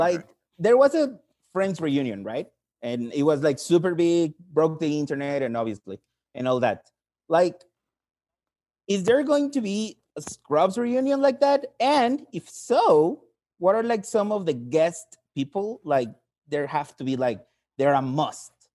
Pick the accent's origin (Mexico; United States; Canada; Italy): Mexico; English is a second language; I'm from Mexico